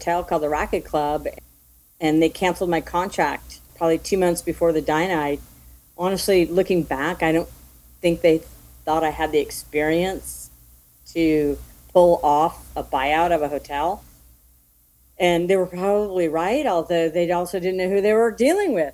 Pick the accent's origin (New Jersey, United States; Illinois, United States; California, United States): California, United States; Mill Valley; I grew up in Mill Valley, California, a small suburb right outside of San Francisco